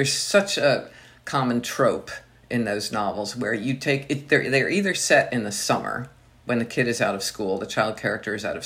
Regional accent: Delaware, United States; moved away; I grew up in Delaware

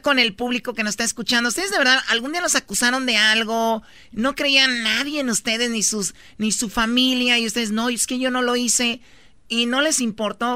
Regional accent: Tepatitlán, Jalisco, Mexico

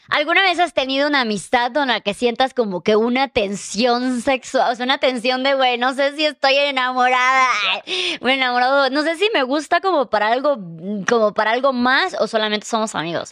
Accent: Chiapas, Mexico; now in Mexico City, Mexico; venimos los dos de Chiapas

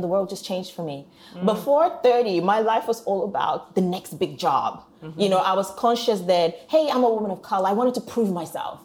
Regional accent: Warri, Delta, Nigeria; moved away; I'm not even a girl from the posh part of Nigeria. People know about Lagos. I'm from Warri

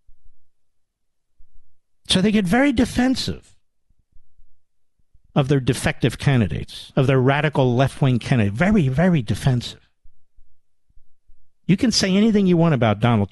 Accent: Philadelphia suburbs, Pennsylvania, United States; moved away as an adult; I was born in Pennsylvania. I was raised in Pennsylvania. I didn't leave Pennsylvania till I was about 20 years old.

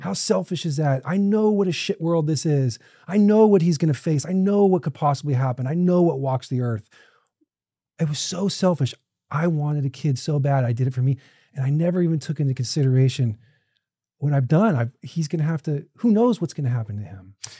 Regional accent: Orange County, California, United States; I was a kid from Orange County

